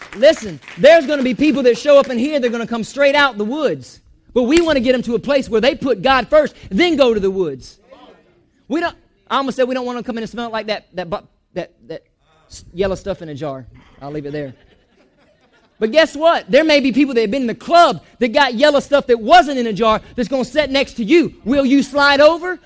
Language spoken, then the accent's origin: English; Chiefland, Florida, United States; also born or lived in Georgia; I'm from Chiefland